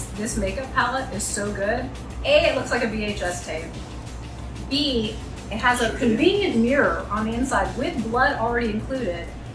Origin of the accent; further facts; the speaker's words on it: Atlanta, Georgia, United States; accent: Southern; my Southern accent is not a put on. I was born and raised in Atlanta, Georgia